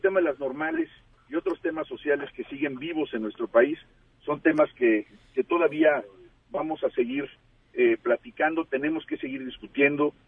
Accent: Mexico; nos involucra a todos como mexicanos

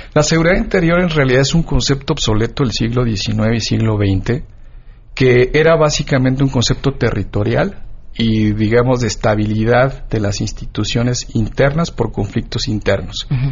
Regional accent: Michoacán, Mexico; yo soy de Michoacán

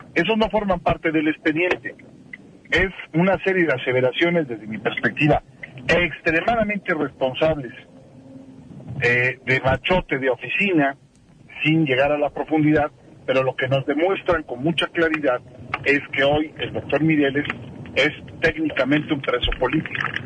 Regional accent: Michoacán, Mexico; como michoacano, como mexicano

